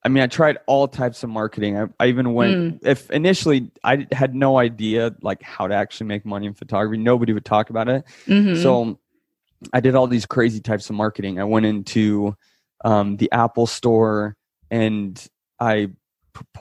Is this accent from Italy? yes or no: yes; Italy; moved away; I was born in Italy.